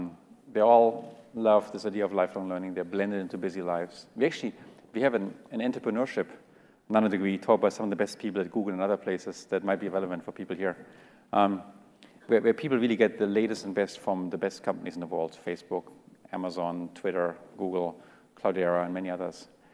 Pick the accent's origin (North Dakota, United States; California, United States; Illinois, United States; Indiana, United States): California, United States; Just because we grew up in California and we went to Stanford doesn't mean we are any better than all these people in Russia and all these people in Africa